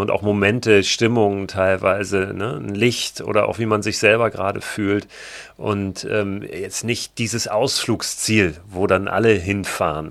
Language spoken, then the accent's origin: German; Germany; born or raised there; also born or lived in Berlin; now in Hamburg, Germany